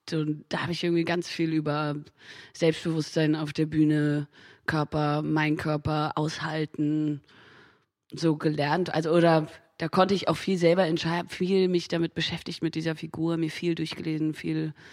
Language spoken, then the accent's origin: German; Hamburg, Germany; Da bin da auch viel so groß geworden in Hamburg. Ich komme ja aus Hamburg, viel so aus dem Thalia Theater.